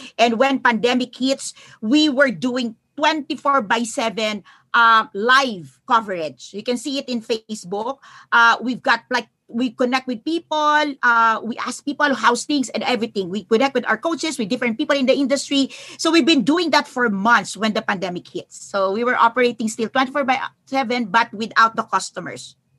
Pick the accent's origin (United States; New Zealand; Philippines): Philippines; I'm from the Philippines